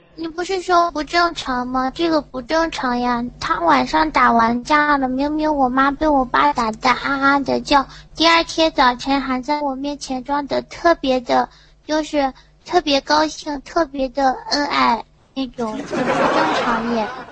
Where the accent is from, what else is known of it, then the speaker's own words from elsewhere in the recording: Yantai, Shandong, China; 我是山东烟台的